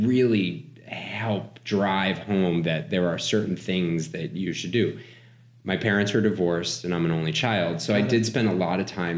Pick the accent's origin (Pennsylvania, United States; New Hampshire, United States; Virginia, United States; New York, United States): New Hampshire, United States; I grew up in New Hampshire.